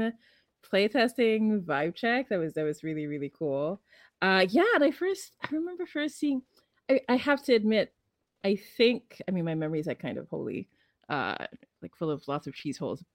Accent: Philippines; I'm from the Philippines.

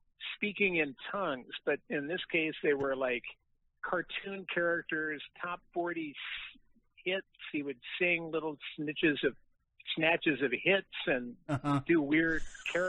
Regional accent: Barrington, Illinois, United States; accent: Chicago; moved away as an adult; also born or lived in Stamford, Connecticut / Boston, Massachusetts / New York City; I was born in Stamford, Connecticut, and I grew up in Barrington, Illinois, which is about 40 miles northwest of Chicago

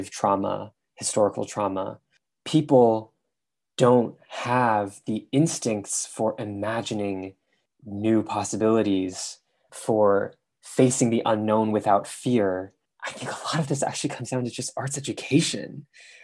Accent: San Francisco, California, United States; moved away as an adult; also born or lived in London; I grew up in San Francisco

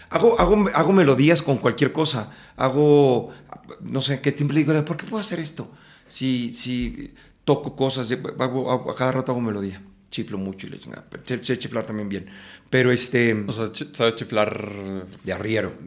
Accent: Mexico City, Mexico; En la Ciudad de México. Nací en la Ciudad de México

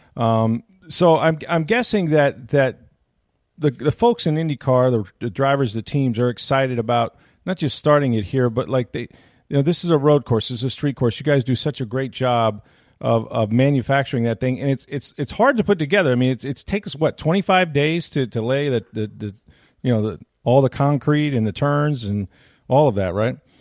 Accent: Tampa, Florida, United States; I grew up in Tampa Bay

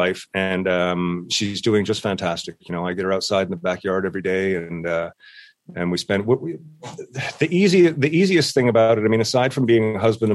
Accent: St. John's, Newfoundland and Labrador, Canada; moved away as an adult; now in Ontario, Canada; I am from St. John's, Newfoundland, living in Ontario these days

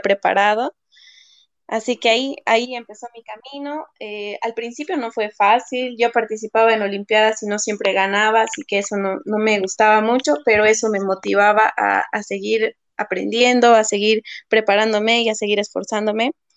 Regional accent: Sucre, Chuquisaca, Bolivia; moved away as an adult; now in Santa Cruz, Bolivia; Yo soy de Sucre, nací en Sucre, estudié en Sucre

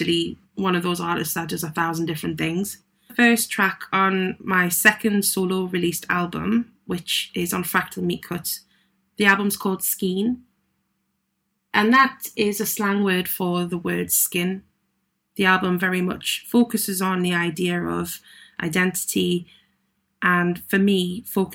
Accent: Newcastle upon Tyne, North East England, United Kingdom; I'm based up in Newcastle, which is where I was born and brought up.

